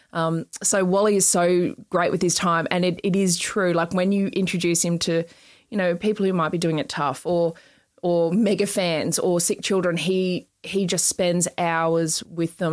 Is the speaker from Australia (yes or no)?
yes; Queensland, Australia; I was born in Queensland, so I do remember sitting down um, in '88. We had Expo '88 oh, in Brisbane